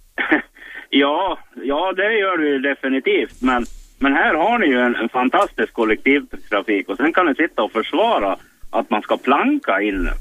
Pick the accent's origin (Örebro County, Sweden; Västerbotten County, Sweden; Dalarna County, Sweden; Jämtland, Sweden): Dalarna County, Sweden; Mora; also born or lived in Stockholm; jag är från Mora, men jag ringer ifrån norra stan.